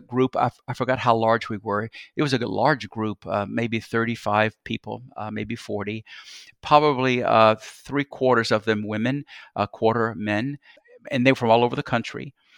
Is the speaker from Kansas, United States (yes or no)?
no; Columbus, Georgia, United States; moved away as an adult; also born or lived in Atlanta, Georgia / Alexandria, Louisiana; now in Memphis, United States; I'm Georgian. I'm from Georgia, from a city, Columbus, Georgia, about 100 miles south of Atlanta